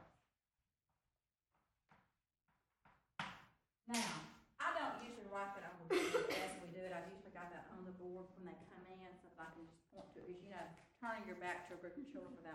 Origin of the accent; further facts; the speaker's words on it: Baldwin, United States; I grew up in Baldwin and didn't have art